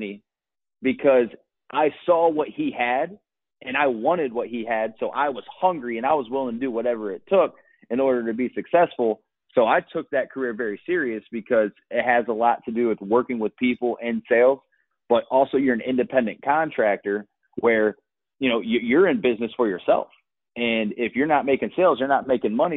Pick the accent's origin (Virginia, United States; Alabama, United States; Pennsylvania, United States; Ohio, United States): Ohio, United States; Akron; moved away as an adult; also born or lived in Los Angeles, California